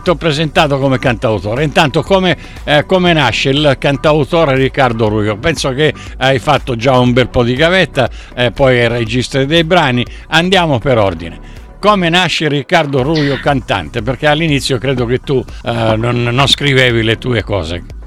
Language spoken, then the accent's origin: Italian; Sicily, Italy; io dalla Sicilia